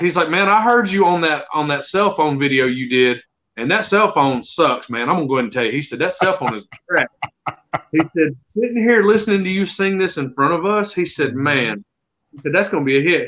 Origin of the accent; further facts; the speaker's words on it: Alabama, United States; born and raised in Alabama